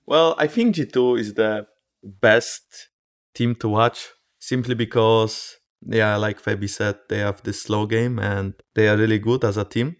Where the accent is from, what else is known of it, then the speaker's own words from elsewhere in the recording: Poland; I'm from Poland as well